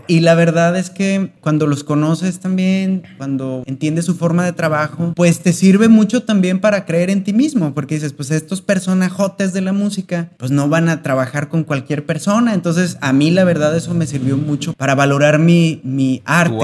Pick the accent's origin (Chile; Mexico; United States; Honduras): Mexico; como mexicanos y latinos en general tenemos una mezcla